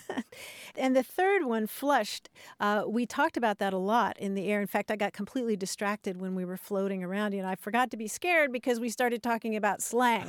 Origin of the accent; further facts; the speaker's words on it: Kentucky, United States; I grew up in Kentucky